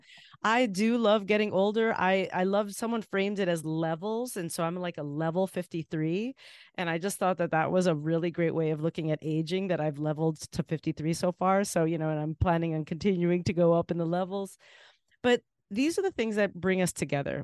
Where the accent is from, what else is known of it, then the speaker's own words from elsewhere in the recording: Miami, Florida, United States; now in Boston, United States; being in Miami and being in a place that was like home